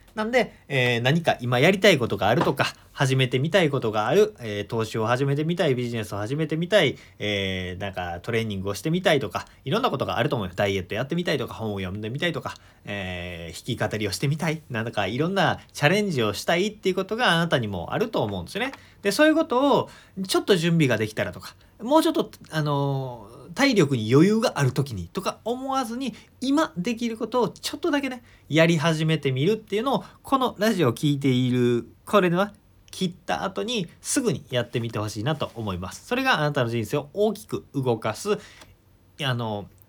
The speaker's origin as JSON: {"language": "Japanese", "region": "Shiga", "country": "Japan", "tie": "born or raised there", "said": "地元の滋賀県"}